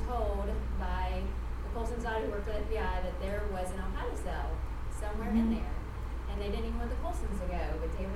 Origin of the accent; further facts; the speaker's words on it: Tennessee, United States; we're from Tennessee